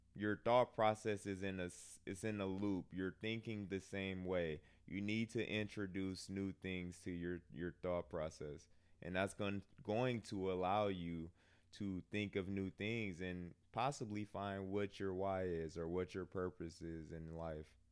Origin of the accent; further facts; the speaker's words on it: Milwaukee, Wisconsin, United States; I'm from Milwaukee. Um, lower middle class. Didn't have a bad childhood